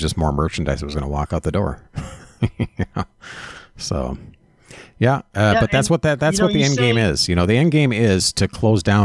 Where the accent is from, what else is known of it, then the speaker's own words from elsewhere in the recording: Minneapolis, Minnesota, United States; I was born and raised here in Minneapolis